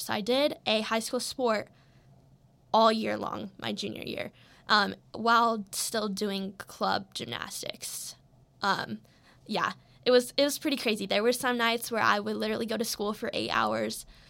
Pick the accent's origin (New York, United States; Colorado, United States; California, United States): Colorado, United States; I'm from Colorado